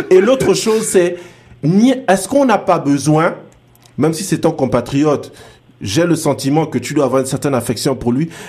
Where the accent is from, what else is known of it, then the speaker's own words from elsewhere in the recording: Port-Gentil, Ogooué-Maritime, Gabon; now in Senegal; je pense que c'est chez moi, c'est chez moi à Port-Gentil qu'ils vont jouer.